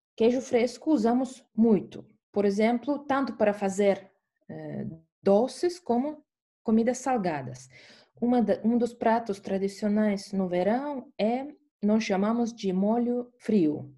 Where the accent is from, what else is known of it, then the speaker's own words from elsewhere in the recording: Estonia; Portuguese is a second language; eu sou da Estônia